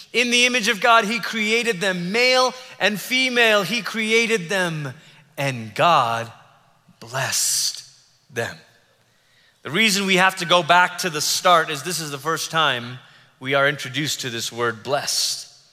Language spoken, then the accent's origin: English; Malaysia; I grew up in Malaysia.